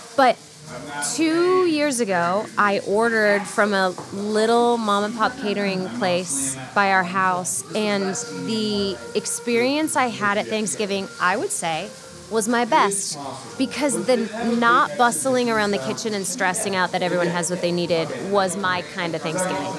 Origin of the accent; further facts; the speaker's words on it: Midwest, United States; I come from the Midwest